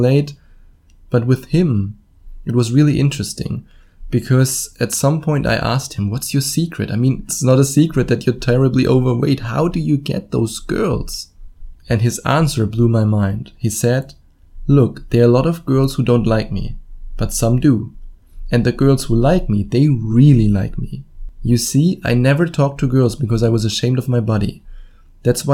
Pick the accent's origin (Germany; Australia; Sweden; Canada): Germany; accent: German; English is a second language; my wonderful German accent?